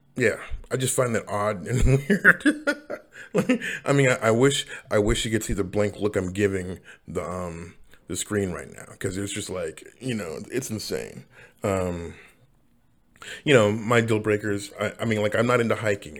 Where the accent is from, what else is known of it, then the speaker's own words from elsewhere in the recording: Seattle, Washington, United States; also born or lived in Los Angeles, United States; I come from Seattle, but I, I moved to LA and then come back